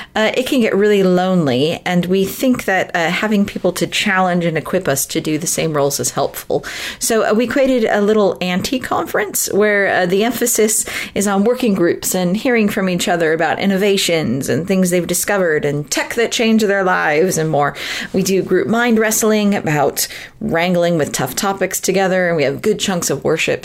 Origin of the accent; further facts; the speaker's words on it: Southern California, United States; moved away as an adult; I'm from originally from Southern California